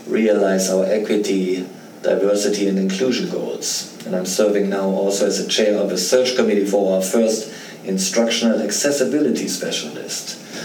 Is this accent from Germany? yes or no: yes; Germany; moved away as an adult; I grew up in Germany, and I went through the German university system before I came over here